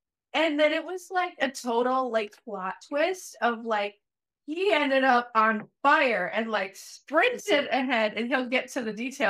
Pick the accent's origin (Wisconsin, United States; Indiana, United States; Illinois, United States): Wisconsin, United States; moved away; I grew up Catholic back in Wisconsin